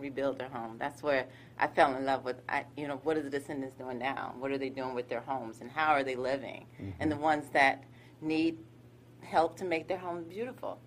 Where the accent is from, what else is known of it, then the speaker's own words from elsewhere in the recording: Gainesville, Florida, United States; also born or lived in Harlem, New York; I am a Harlem girl. However, I grew up here in Gainesville.